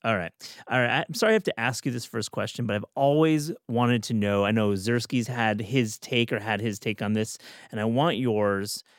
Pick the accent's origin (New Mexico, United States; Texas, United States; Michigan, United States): Michigan, United States; Kalamazoo; I'm from Kalamazoo, Michigan